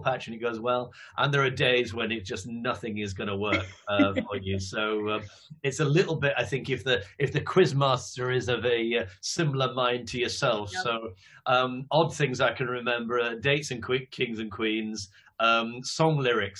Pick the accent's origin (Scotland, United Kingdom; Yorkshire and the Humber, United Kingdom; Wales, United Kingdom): Yorkshire and the Humber, United Kingdom; Leeds; moved away as an adult; also born or lived in Manchester / London / Cleveland, Ohio / Cambridge; now in Kent, United Kingdom; I'm from Leeds originally.